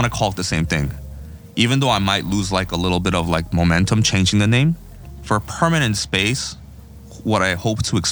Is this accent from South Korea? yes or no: yes; Seoul, South Korea; now in New York, United States; It's the name of my hometown in Korea, where I was born and raised